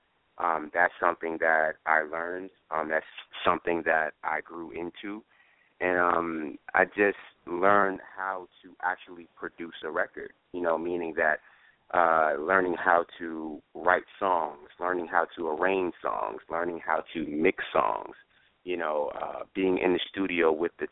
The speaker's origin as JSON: {"language": "English", "region": "New York", "country": "United States", "moved": "yes", "lives_now": "Atlanta, United States", "said": "I'm from New York"}